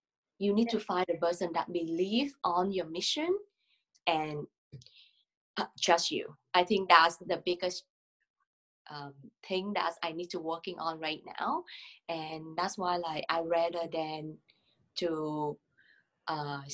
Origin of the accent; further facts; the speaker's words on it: Vietnam; English is a second language; moved away as an adult; also born or lived in Singapore; now in Ottawa, Canada; live in Singapore for 3 years, but I'm from Vietnam.